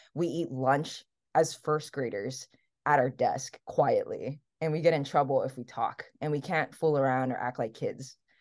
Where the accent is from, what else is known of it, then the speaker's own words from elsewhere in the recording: Hawaii, United States; English is a second language; moved away as an adult; also born or lived in Taiwan / New York / California; I am raised in Hawaii, so I was born in Taiwan, and then immigrated to the U S when I was seven